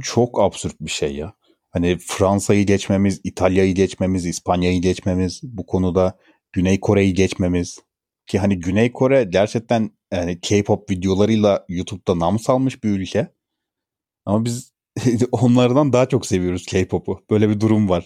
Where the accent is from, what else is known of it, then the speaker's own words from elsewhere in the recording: Turkey; kendim de mesela bir Türk olarak